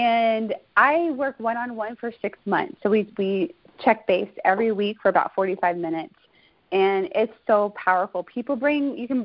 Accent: Houston, Texas, United States; now in California, United States; I come from Houston, Texas, born and raised

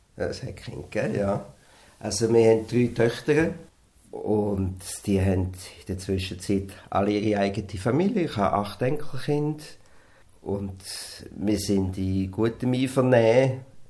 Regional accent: Wattwil, St. Gallen, Switzerland; Wir sind beide in Wattwil aufgewachsen

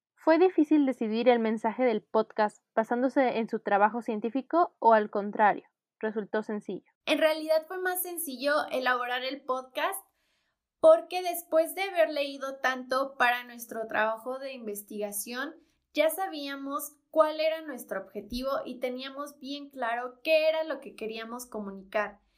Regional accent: State of Mexico, Mexico; soy del Estado de México

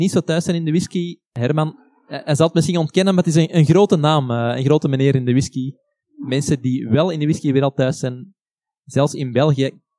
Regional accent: Netherlands; Ja, wie ben ik? Ik ben een Nederlander.

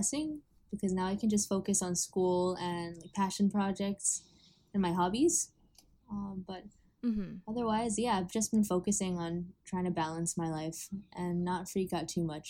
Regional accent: Honolulu, Hawaii, United States; I am 20 years old. I was born and raised in Honolulu, Hawaii.

